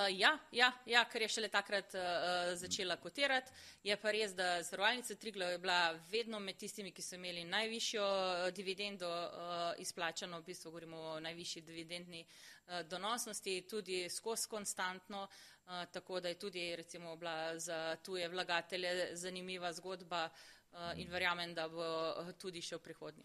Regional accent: Slovenia; Smo pa Slovenci

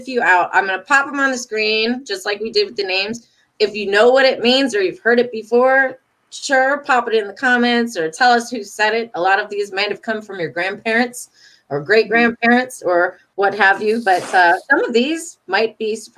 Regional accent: Detroit, Michigan, United States; moved away as an adult; also born or lived in the South; I'm from Detroit. I've only been in the South for 12 years now

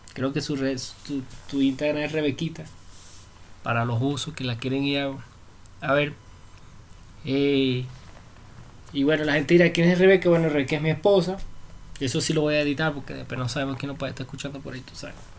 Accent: Venezuela; moved away as an adult; now in Bogotá, Colombia; somos de Venezuela. Así hablamos nosotros

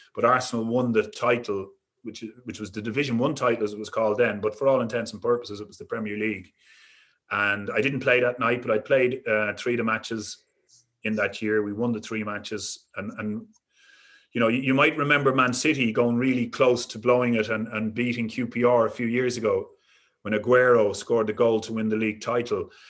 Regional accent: Dublin, Leinster, Ireland; I was brought up in Dublin, in Crumlin

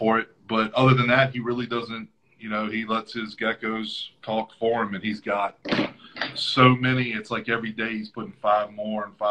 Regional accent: United States; I'm from the United States

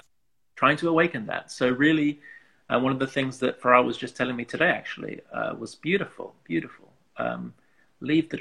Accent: England, United Kingdom; growing up as, you know, as an English person, as an Afghan person

